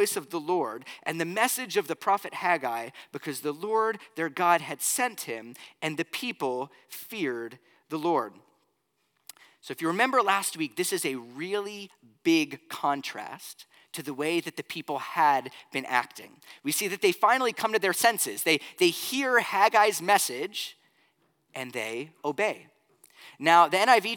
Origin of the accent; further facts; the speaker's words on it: Florida, United States; moved away; also born or lived in Pennsylvania; growing up in Florida